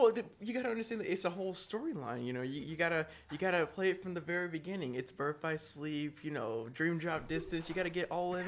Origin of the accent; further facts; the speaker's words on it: Iowa City, Iowa, United States; Been born and raised in Iowa City.